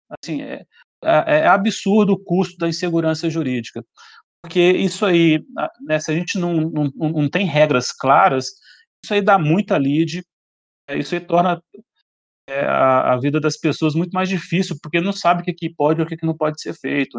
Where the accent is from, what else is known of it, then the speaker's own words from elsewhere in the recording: Belo Horizonte, Minas Gerais, Brazil; now in Brasília, Brazil; eu sou de Belo Horizonte